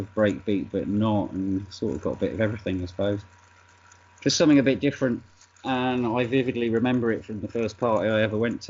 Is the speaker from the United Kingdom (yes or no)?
yes; Wolverhampton, West Midlands, United Kingdom; moved away; also born or lived in Cheltenham / London; Originally from Wolverhampton. I'm not from London at all.